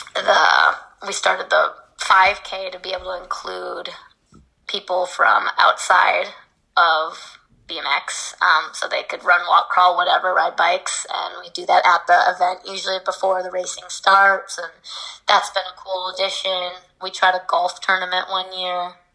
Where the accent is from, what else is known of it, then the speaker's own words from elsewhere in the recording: Midwest, United States; I was brought up in the Midwest